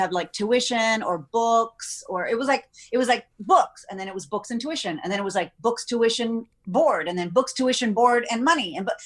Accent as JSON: {"language": "English", "region": "Texas", "country": "United States", "said": "I'm from Texas where it's pageants and football, but I didn't grow up with it"}